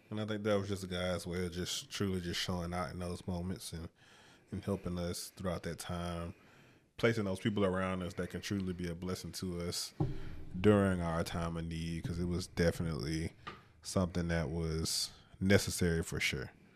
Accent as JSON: {"language": "English", "town": "Mobile", "region": "Alabama", "country": "United States", "tie": "born or raised there", "also_born_or_lived": "Troy, Alabama", "moved": "as an adult", "lives_now": "Pennsylvania, United States", "said": "I moved back home"}